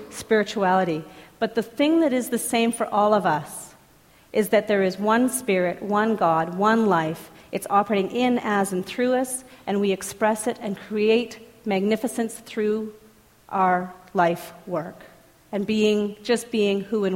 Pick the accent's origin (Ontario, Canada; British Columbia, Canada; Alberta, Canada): Alberta, Canada; Edmonton; I'm from Edmonton